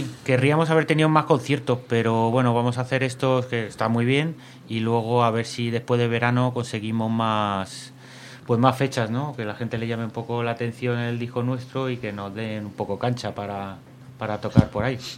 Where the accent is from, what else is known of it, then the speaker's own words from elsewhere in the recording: Alcalá de Henares, Community of Madrid, Spain; nuestra ciudad, porque somos de Alcalá